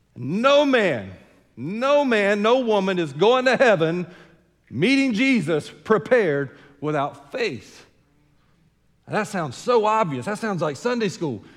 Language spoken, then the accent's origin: English; United States; I'm American true and true and through and through